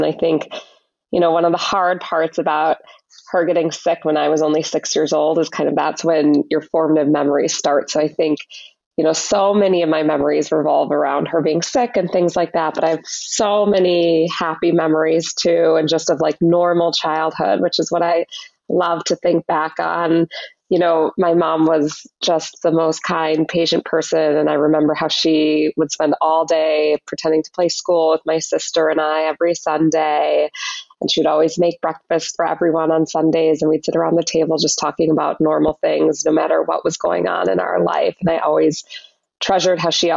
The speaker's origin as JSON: {"language": "English", "region": "Minnesota", "country": "United States", "tie": "born or raised there", "also_born_or_lived": "Chicago", "moved": "yes", "said": "I grew up in Minnesota"}